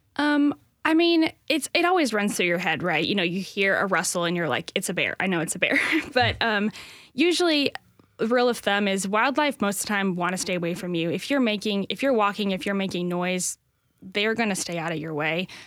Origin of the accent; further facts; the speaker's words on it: Northwest Indiana, United States; moved away as an adult; now in Nashville, United States; I grew up in Northwest Indiana near Chicago